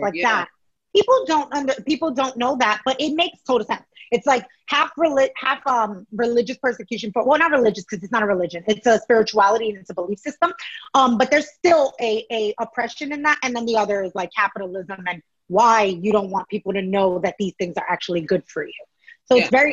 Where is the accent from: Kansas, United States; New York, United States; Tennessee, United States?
New York, United States; New York City; although my family's Ecuadorian, I grew up in New York City.